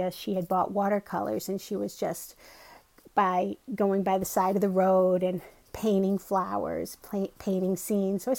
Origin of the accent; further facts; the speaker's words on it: Connecticut, United States; also born or lived in Boston, Massachusetts; now in Medfield, United States; I'm originally from Connecticut. That's why I have a funny accent.